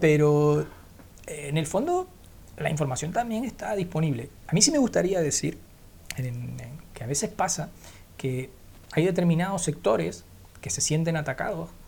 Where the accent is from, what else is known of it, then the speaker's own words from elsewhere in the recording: Canary Islands, Spain; yo soy canario en Canarias vivimos